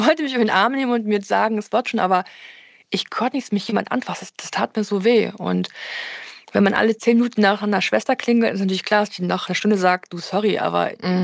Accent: Erfurt, Thuringia, Germany; meine Heimatstadt Erfurt

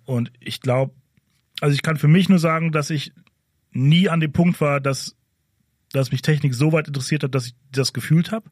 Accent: Ruhr area, North Rhine-Westphalia, Germany; ich komme aus dem Ruhrgebiet

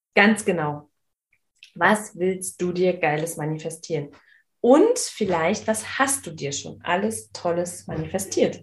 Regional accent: Berlin, Germany; ich bin in Marzahn aufgewachsen

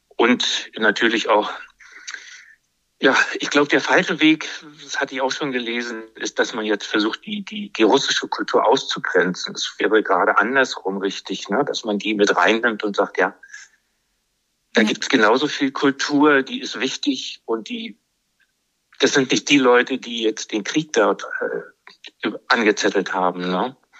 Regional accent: Berlin, Germany; now in Brandenburg, Germany; ich bin äh, Berliner

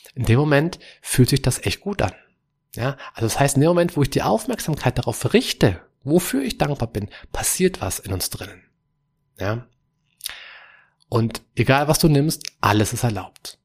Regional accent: Germany; bei uns hier in Europa, wie bei uns in Deutschland

